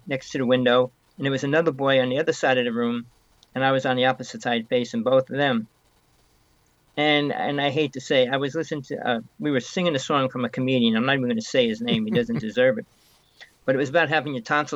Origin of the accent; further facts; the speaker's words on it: North Bergen, New Jersey, United States; moved away; I came from New Jersey. I grew up there most of my life.